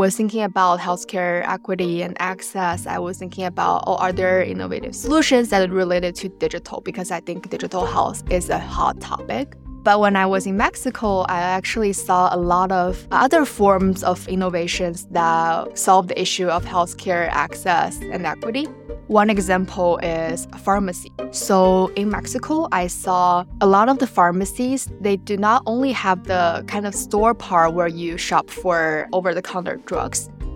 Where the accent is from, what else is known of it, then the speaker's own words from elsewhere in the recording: Shanghai, China; moved away; I'm originally from Shanghai, China